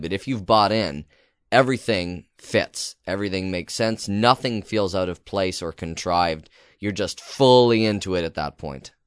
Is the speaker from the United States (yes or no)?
no; Canada; as a Canadian